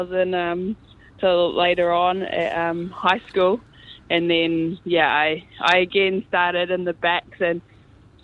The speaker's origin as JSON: {"language": "English", "region": "Gisborne", "country": "New Zealand", "tie": "born or raised there", "also_born_or_lived": "Te Hapua, Northland", "said": "I was brought up in Gisborne, beachside, oceanside"}